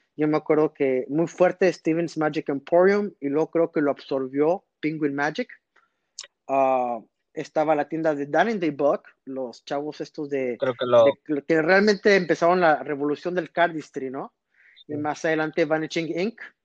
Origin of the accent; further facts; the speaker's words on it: Reynosa, Tamaulipas, Mexico; also born or lived in McAllen, Texas; yo soy nacido en McAllen, Texas, pero yo crecí en Reynosa, Tamaulipas